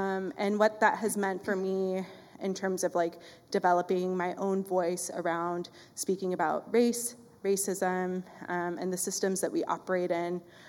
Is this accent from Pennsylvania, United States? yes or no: no; Lawrenceville, Georgia, United States; So I'm from Gwinnett County, and Lawrenceville, Georgia is where I grew up.